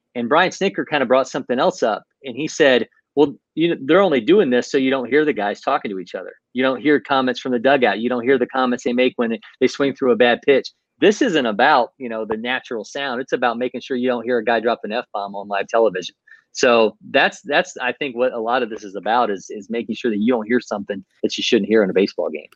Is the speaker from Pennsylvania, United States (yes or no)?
no; Ohio, United States; now in Atlanta, United States; I'm originally from Ohio